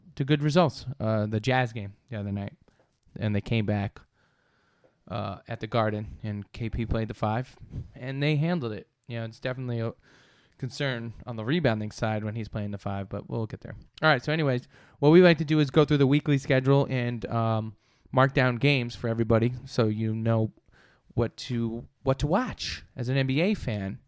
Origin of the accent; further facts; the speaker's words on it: New York, United States; I'm from New York.